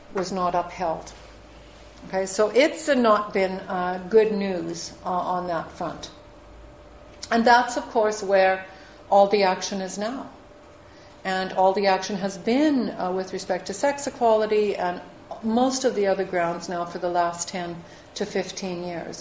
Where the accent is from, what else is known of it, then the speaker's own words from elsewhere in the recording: Saskatchewan, Canada; I was born in Saskatchewan, it's next year country